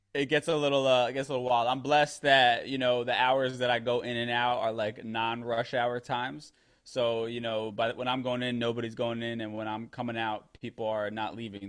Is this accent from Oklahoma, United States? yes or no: no; New York City, New York, United States; I'm from the Bronx originally, so I grew up around, you know, Black and Hispanic people